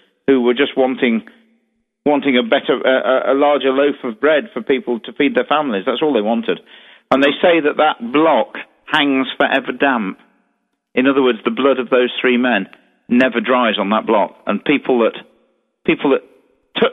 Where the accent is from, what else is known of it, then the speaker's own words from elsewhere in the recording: Derby, East Midlands, United Kingdom; In my hometown, of course, in Derby, where I obviously run Derby Jail